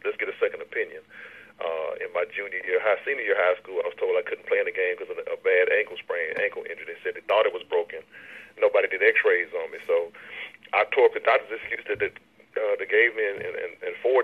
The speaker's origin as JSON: {"language": "English", "town": "Baton Rouge", "region": "Louisiana", "country": "United States", "tie": "born or raised there", "said": "when I grew up here in Baton Rouge"}